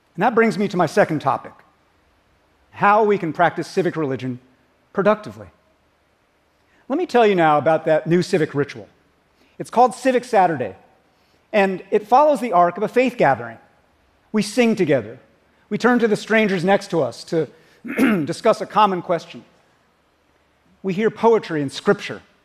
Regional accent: United States; As an American

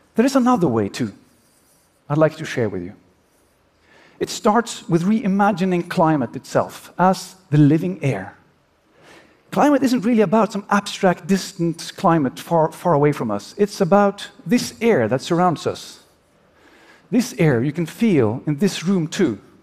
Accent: Oslo, Norway; my hometown of Oslo

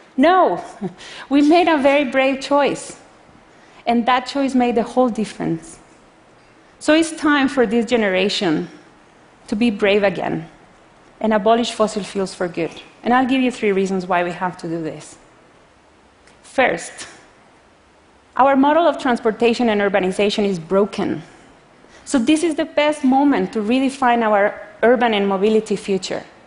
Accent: Costa Rica; I come from Costa Rica, a developing country

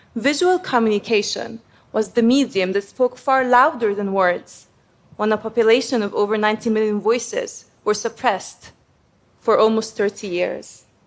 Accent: Egypt; I come from Egypt, which is also called Umm Dunya, the mother of the world

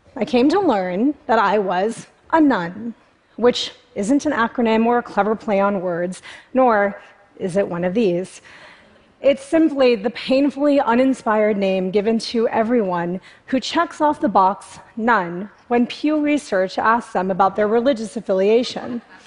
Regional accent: United States; I was raised in America by Indian parents

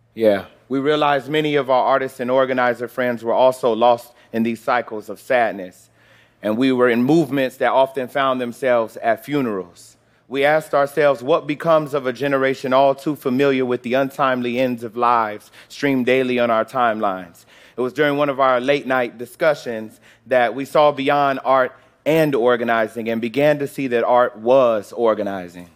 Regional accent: Chicago, Illinois, United States; moved away as an adult; also born or lived in Florida; I was born in Chicago, the son of a preacher and a teacher

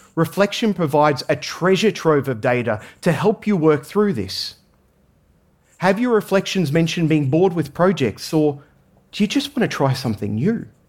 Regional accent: Australia; I grew up in Australia

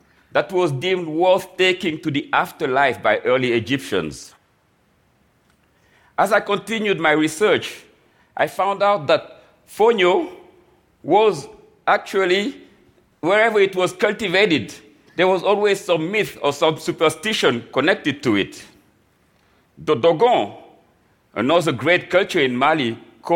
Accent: Dakar, Senegal; also born or lived in New York; now in United States; I was born and raised in Dakar, Senegal

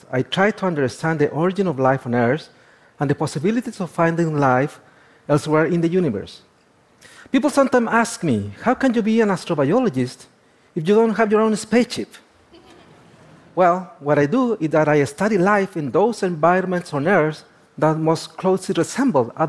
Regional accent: Chile; I was born and raised in the Atacama.

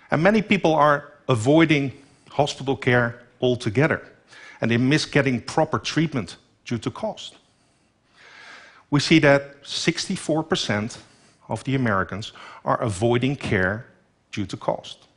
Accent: Netherlands; In my home country, the Netherlands, only 17 million people live there. We're short 125,000 nurses over the coming years.

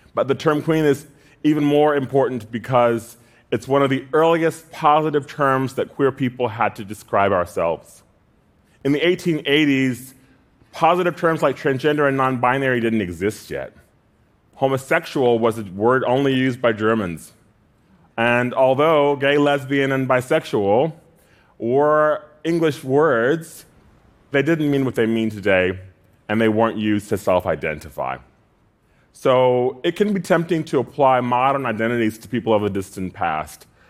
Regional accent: Louisiana, United States; As an effeminate Black kid growing up in Louisiana, I was bullied a lot

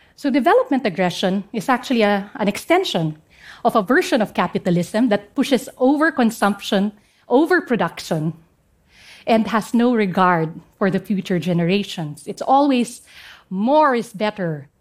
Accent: Central Mountain Range, Cordillera Administrative Region, Philippines; English is a second language; I come from the Central Mountain Range of the northern part of the Philippines.

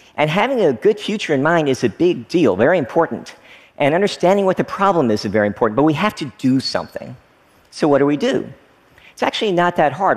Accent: Frankfort, Kentucky, United States; born or raised there; moved away as an adult; also born or lived in Oneida, Tennessee / Stearns, Kentucky

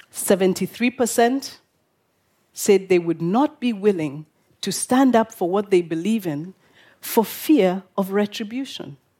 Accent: Kenya; I'm from Kenya

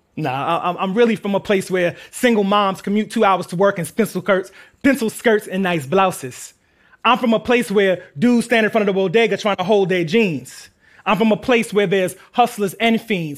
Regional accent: New York City, New York, United States; We're from Queens.

